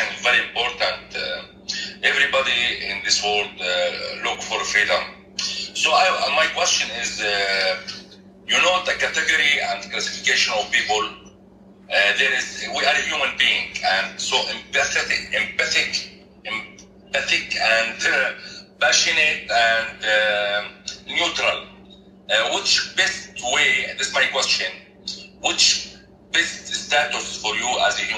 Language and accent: English; Jordan; English is a second language; I am from Jordan, so my English a little bit weak